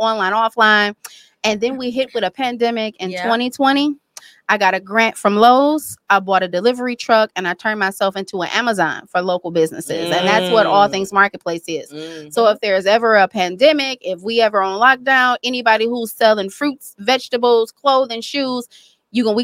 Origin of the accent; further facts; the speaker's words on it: Detroit, Michigan, United States; moved away; also born or lived in Florida; born and raised here